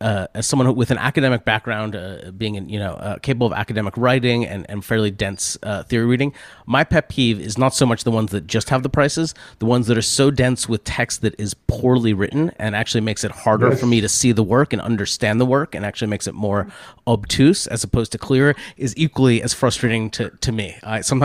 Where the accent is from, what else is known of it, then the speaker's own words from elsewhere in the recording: United States; as an American